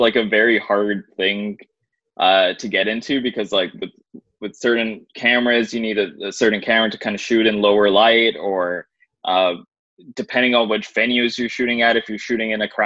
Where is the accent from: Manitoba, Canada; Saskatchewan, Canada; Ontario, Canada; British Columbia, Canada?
Ontario, Canada; Brampton; I'm from Brampton